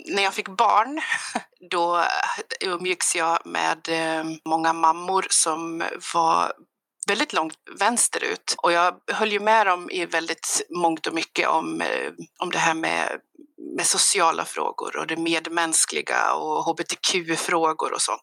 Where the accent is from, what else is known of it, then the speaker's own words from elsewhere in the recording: Avesta, Dalarna County, Sweden; moved away; Jag kommer från Avesta från början jag har inte bott där sedan 98